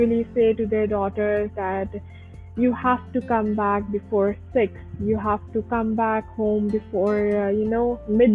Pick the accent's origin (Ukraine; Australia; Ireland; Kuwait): Kuwait; moved away as an adult; now in Pakistan; I have born and brought up in Kuwait, and in 2016, I moved to Pakistan for my higher education